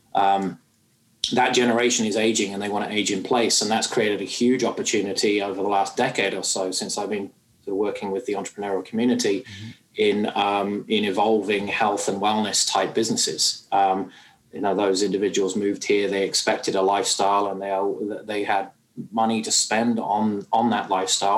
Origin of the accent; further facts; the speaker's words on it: United Kingdom; moved away as an adult; now in Canada; you can probably tell from my accent, I'm not from these parts, and uh, I hail from the UK